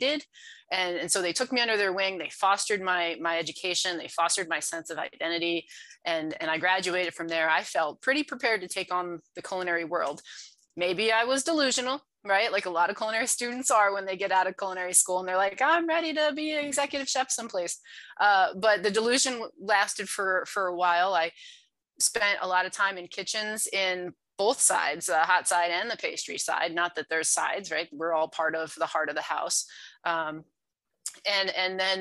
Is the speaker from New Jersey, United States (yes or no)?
yes; New Jersey, United States; moved away as an adult; also born or lived in Freehold, New Jersey; now in Denver, United States; I am in Denver currently, but that is like the 27th place I've lived in my adult life. I was born and raised in New Jersey